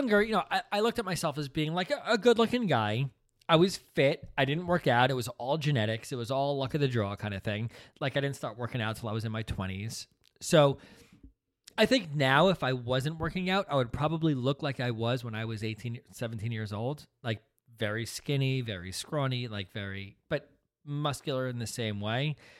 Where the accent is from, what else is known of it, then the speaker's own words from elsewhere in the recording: Princeton, New Jersey, United States; growing up in Princeton is tough.